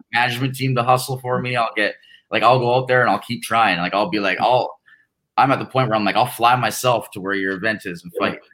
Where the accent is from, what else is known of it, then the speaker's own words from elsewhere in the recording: Canada; being Canadian